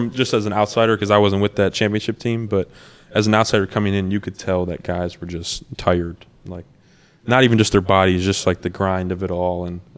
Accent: Hickory Hills, Illinois, United States; It's Hickory Hills, man. I'm from Hickory Hills.

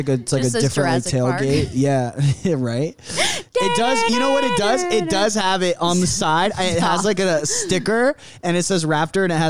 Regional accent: Riverside, California, United States; now in Los Angeles, United States; I grew up in Riverside.

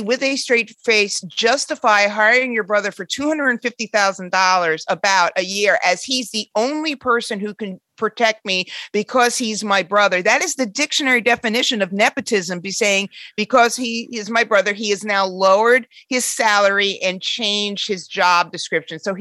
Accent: New York City, New York, United States; I'm from Queens too

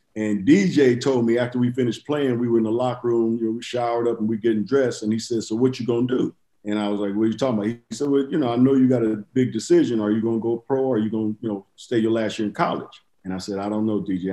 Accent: Inglewood, California, United States; I'm from Inglewood too

